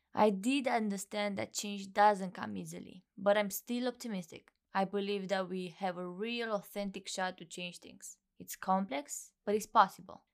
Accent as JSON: {"language": "English", "country": "Romania", "moved": "yes", "said": "Originally, I'm from Romania"}